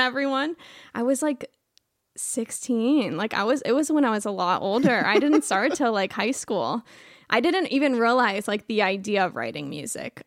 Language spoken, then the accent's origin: English; Clearwater, Florida, United States; moved away; I'm from Clearwater, Florida